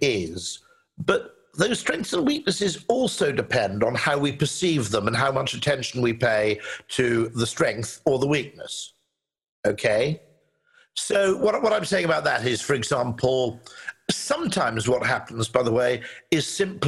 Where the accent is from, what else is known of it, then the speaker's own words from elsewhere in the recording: United Kingdom; as a Brit